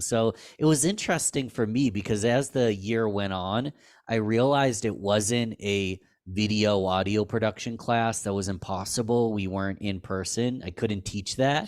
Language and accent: English; Rochester, New York, United States; I was from Rochester, New York